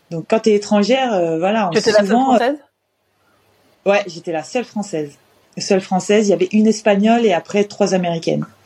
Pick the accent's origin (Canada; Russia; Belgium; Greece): Russia; now in France; Et c'est pour ça que je suis partie de la Russie.